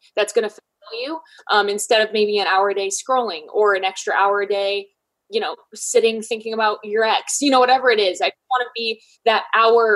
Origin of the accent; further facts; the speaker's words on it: Michigan, United States; now in Columbus, United States; I'm from Michigan, but I live in Columbus, Ohio.